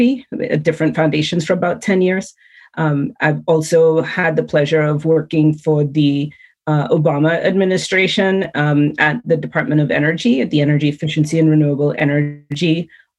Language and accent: English; Trinidad & Tobago; moved away; When I was growing up in Trinidad and Tobago, oil money paid for my education